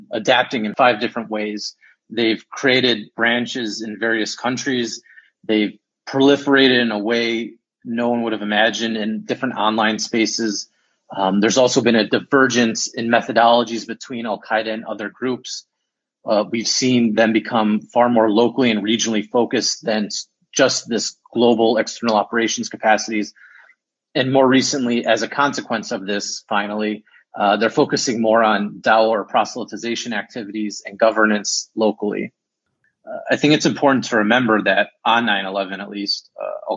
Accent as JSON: {"language": "English", "town": "Chicago", "region": "Illinois", "country": "United States", "said": "I'm from Chicago"}